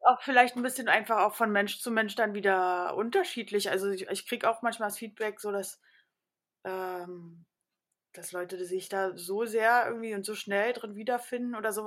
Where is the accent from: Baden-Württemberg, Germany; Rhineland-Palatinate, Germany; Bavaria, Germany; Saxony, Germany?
Baden-Württemberg, Germany; Karlsruhe; now in Berlin, Germany; ich bin äh, äh in Karlsruhe groß geworden